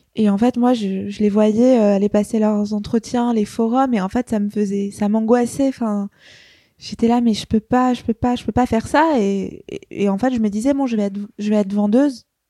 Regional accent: Paris, Île-de-France, France; je suis née à Paris, dans le 14e. j'ai grandi à Paris

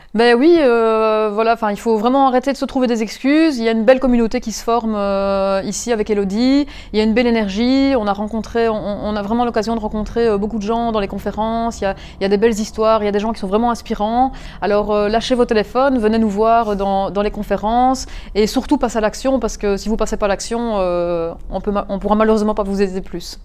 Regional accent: Mons, Wallonia, Belgium; je suis originaire de Mons

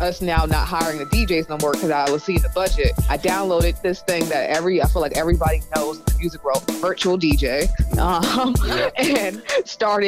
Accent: Boston, Massachusetts, United States; I'm from Dorchester, like the one and only Dorchester 617

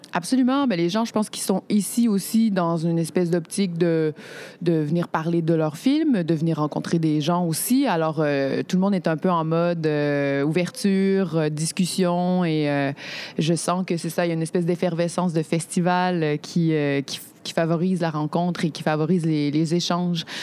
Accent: Quebec, Canada; En tant que Québécoise

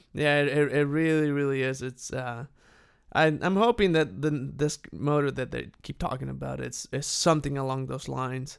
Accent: Saltillo, Coahuila, Mexico; moved away as an adult; was born and raised there, and then I turned eighteen, went off to college, and, uh, That's the last time I lived in Mexico.

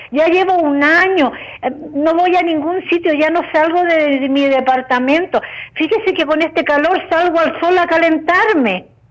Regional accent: Chile; yo soy chilena

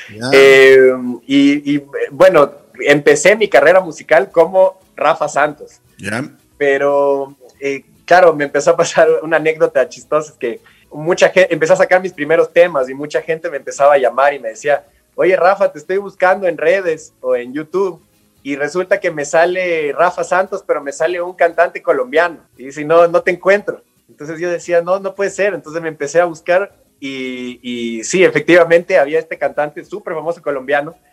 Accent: Galápagos, Ecuador; also born or lived in Quito; yo nací acá en Quito, y a las dos semanas de nacido, o sea, chiquitito, me llevaron de vuelta a Galápagos. Y ahí crecí mis primeros tres años

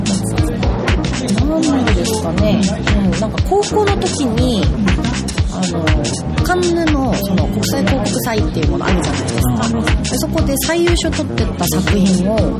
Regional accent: Seoul, South Korea; Japanese is a second language; moved away as an adult; now in Japan; ソウル生まれ育ちで、うん、ずっと小中高大学まで韓国にいて

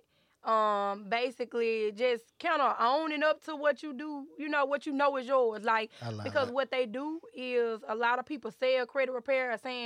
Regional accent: Cleveland, Mississippi, United States; my hometown, Cleveland, Marigold, Mount Bayou, Drew, Mississippi, all those places in the Delta

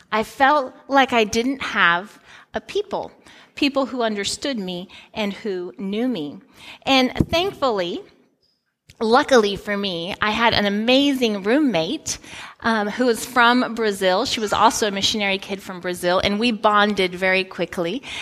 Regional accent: Guinea; moved away as an adult; I grew up in Guinea, West Africa, and when I was 18 years old, I came back to the United States to go to college.

